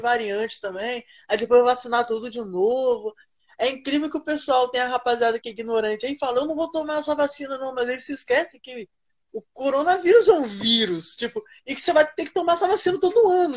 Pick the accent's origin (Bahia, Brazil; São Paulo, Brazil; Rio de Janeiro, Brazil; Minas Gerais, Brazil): Rio de Janeiro, Brazil; Campos dos Goytacazes; Eu sou do interior do Rio de Janeiro, Campos do Goitacazes